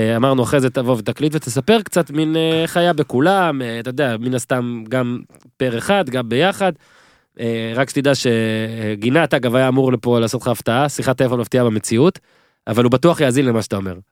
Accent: Northern District, Israel; now in Tel Aviv, Israel; אני מהצפון אז מותר במקור, אני גר בתל אביב מ-2006

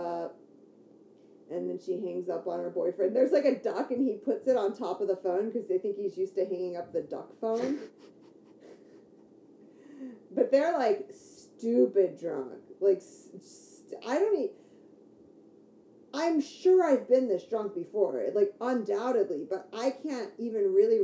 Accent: Detroit suburbs, Michigan, United States; I grew up in the Detroit suburbs

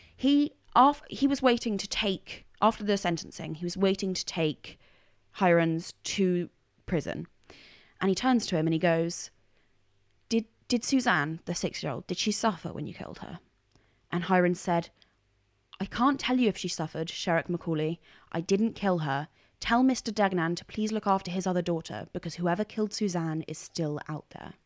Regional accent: Cook County, Illinois, United States; moved away; I was born in Cook County

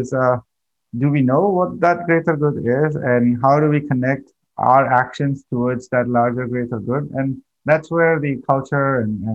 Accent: India; I come from India. My thinking patterns and the way I grew up is totally different

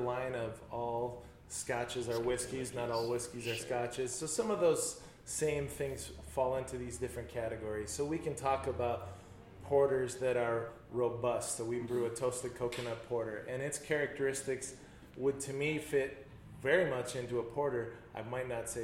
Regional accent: Webster, South Dakota, United States; now in Yankton, United States; my hometown of Webster

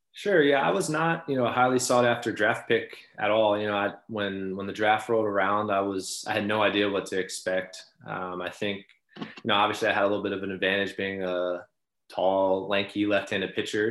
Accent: Baltimore, Maryland, United States; growing up uh, in Baltimore

